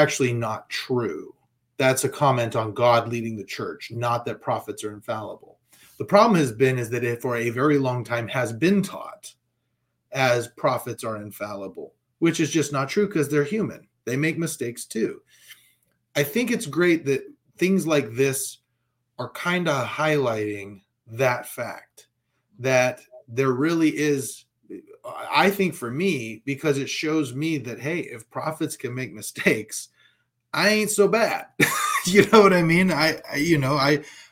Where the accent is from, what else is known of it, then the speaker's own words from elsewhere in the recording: California, United States; I'm from California, right? I lived here during Proposition 8